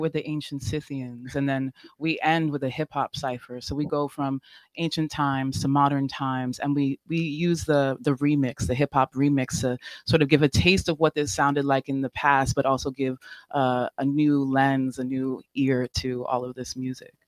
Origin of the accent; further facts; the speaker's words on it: New York City, New York, United States; I'm from New York City as well, and I am mixed race